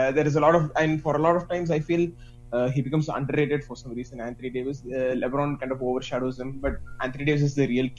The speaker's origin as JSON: {"language": "English", "country": "India", "said": "I'm from India"}